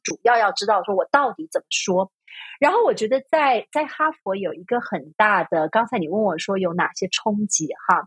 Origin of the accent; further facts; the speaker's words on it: Taiwan; first language Chinese; 我在台湾出生长嗯。大